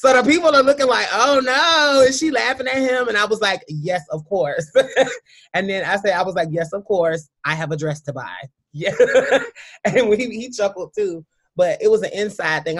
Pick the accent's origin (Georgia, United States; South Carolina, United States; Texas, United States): South Carolina, United States; I come from a very traditional kind of Southern. I'm from South Carolina, a small town kind of mentality